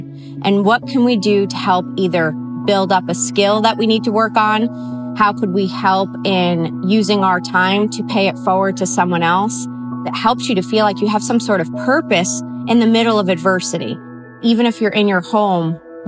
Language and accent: English; Connecticut, United States; now in Arizona, United States; I grew up actually in Connecticut